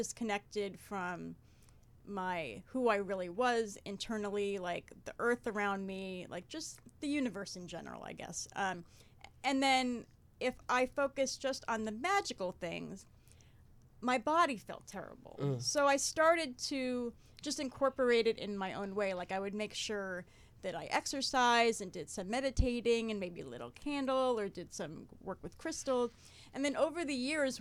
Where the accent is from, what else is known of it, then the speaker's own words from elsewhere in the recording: Jersey City, New Jersey, United States; I was born and bred in New Jersey, born in Jersey City